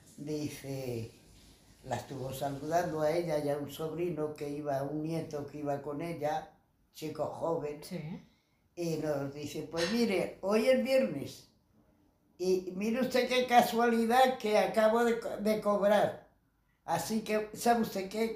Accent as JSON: {"language": "Spanish", "town": "Madrid", "region": "Community of Madrid", "country": "Spain", "tie": "born or raised there", "said": "He nacido en Madrid, en la calle, eh, cerca de Embajadores, en la calle Las Peñuelas"}